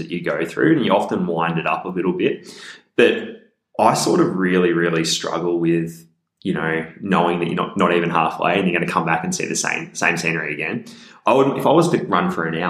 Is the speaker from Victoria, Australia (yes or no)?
yes; Western Victoria, Australia; also born or lived in Footscray, Melbourne; now in Melbourne, Australia; I grew up in Western Victoria and now I live in the inner west. I live sort of Footscray, West Footscray area.